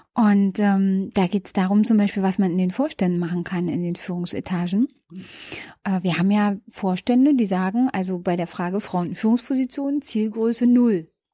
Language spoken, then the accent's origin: German; Berlin outskirts, Brandenburg, Germany; moved away as an adult; now in Berlin, Germany; Ich bin ja ähm, im Berliner Umland groß geworden